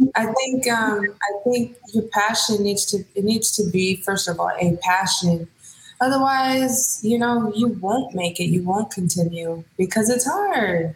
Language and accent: English; Hayward, California, United States; I am born and raised in the Bay Area. Stand up, Hayward to be exact